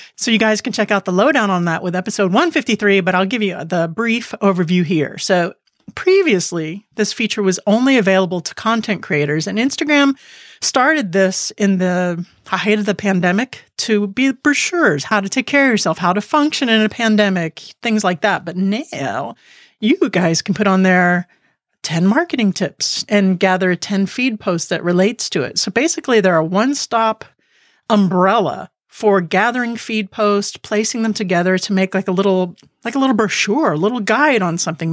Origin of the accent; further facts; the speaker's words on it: Key West, Florida, United States; I was born in Key West